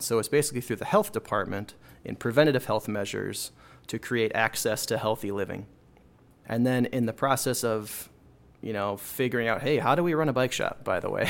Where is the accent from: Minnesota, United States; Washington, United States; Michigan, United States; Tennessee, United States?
Minnesota, United States; Plymouth; I grew up in, uh, Minnesota, up here in the north, on the suburbs of Minneapolis, uh, the western burbs in a small, well, in a giant suburb called Plymouth, Minnesota